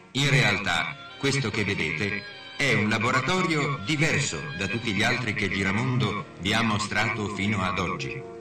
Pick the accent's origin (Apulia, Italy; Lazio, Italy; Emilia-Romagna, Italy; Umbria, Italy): Emilia-Romagna, Italy; Vigarano Mainarda; moved away; Io sono nato in un piccolo paese dell'Emilia